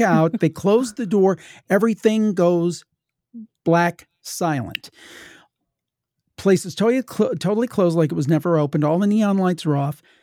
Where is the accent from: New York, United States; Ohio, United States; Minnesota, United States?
Ohio, United States; I'm from Ohio, my family was from West Virginia